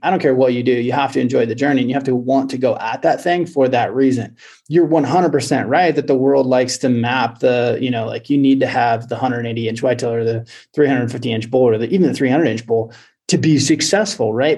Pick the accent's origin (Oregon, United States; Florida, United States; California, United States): Oregon, United States; now in Montana, United States; I live in Montana. Um, I grew up in Oregon